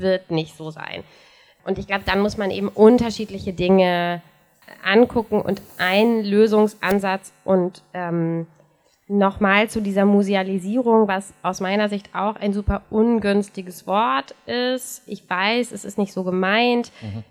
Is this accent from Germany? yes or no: yes; North Rhine-Westphalia, Germany; in meiner Heimatstadt in NRW mit fast 60.000 Einwohnern gibt es seit 1998 kein Kino mehr